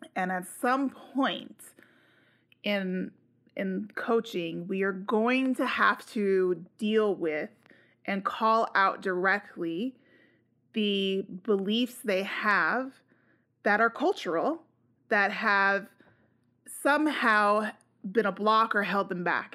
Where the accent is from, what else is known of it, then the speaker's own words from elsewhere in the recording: United States; I'm also an American Latino